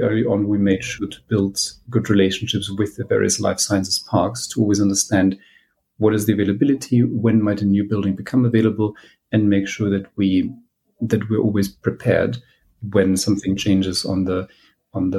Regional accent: Germany; moved away as an adult; now in United Kingdom; I am from Germany originally. I qualified as a clinician, but then I came to the UK for my PhD.

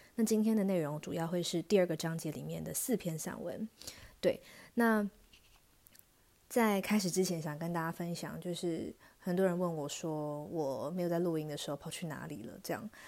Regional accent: Taichung, Taiwan; moved away as an adult; also born or lived in Hsinchu; now in Taipei, Taiwan; 尤其对我这种北漂族，因为我是台中人嘛

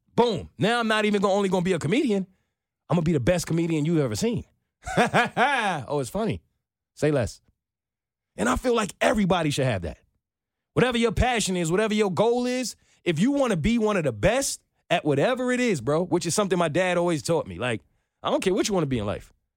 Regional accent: New York, United States; now in Atlanta, United States; I'm from New York

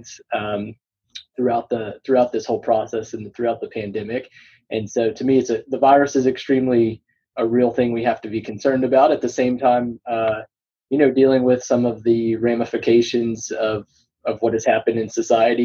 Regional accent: Burleson, Texas, United States; also born or lived in New York; now in Austin, United States; I grew up in near Fort Worth, so in a town called Burleson, just south of Fort Worth, and so native Texan

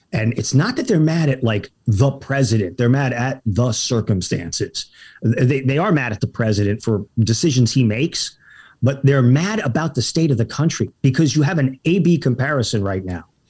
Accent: El Paso, Texas, United States; moved away as an adult; also born or lived in Boston / New York City / Los Angeles; I grew up in El Paso, Texas

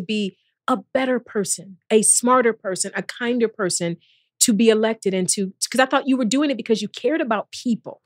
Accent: East Cleveland, Ohio, United States; I'm from East Cleveland.

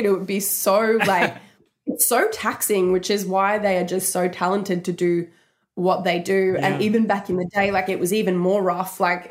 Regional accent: Brisbane, Queensland, Australia; I come from Australia. I grew up, like, you know, with chickens and geese in my backyard

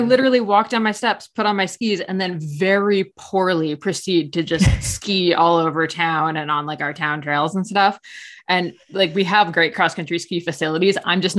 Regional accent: New Jersey, United States; accent: New Jersey and Canadian; moved away as an adult; now in Collingwood, Canada; So I live in Ontario, but I'm actually from New Jersey.

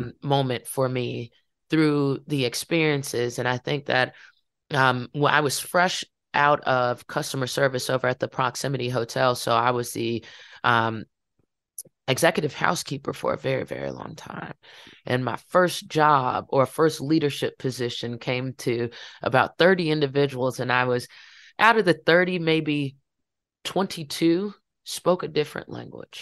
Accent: Farmville, Virginia, United States; happened in my hometown

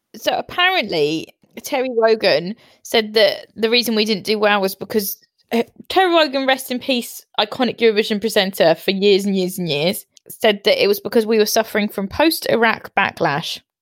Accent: United Kingdom; we are so proud to be British

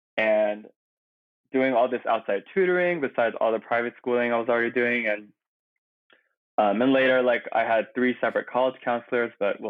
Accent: Bay Area, Silicon Valley, California, United States; first language Korean; now in New York, United States; I'm from the Bay Area in like Silicon Valley, like the Palo Alto Mountain View area.

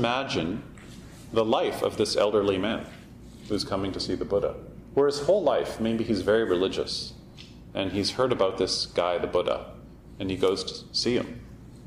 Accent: Canada; we're Canadian

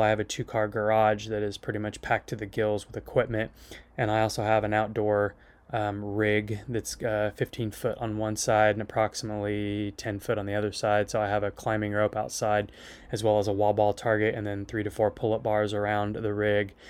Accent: Phillipsburg, Kansas, United States; I was born and raised up in Phillipsburg, Kansas

